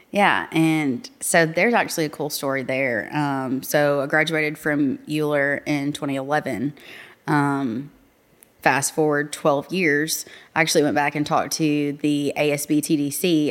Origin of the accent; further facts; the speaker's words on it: North Little Rock, Arkansas, United States; I'm actually from North Little Rock